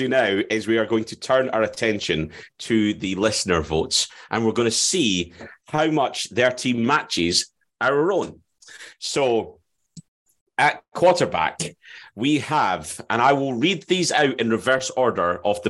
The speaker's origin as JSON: {"language": "English", "region": "Scotland", "country": "United Kingdom", "said": "where I come from, Midlothian. There's a tendency to drop the R."}